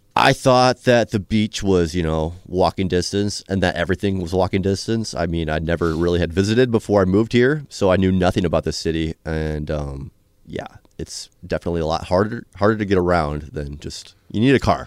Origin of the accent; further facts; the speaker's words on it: Iowa, United States; moved away; Leroy's Deli in my hometown